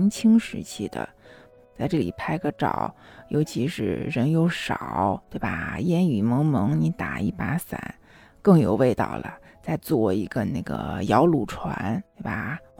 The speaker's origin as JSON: {"language": "Chinese", "country": "China", "said": "那我们中国人就有一个特色嘛，就是有钱了干啥？盖房子。"}